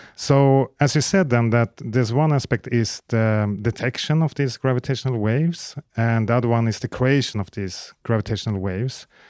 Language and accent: English; Sweden; Sweden is also my home country